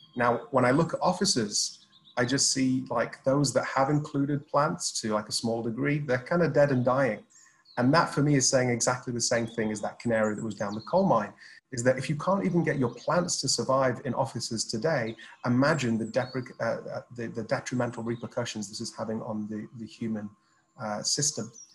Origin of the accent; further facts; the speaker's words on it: Sheffield, Yorkshire and the Humber, United Kingdom; I'm from Sheffield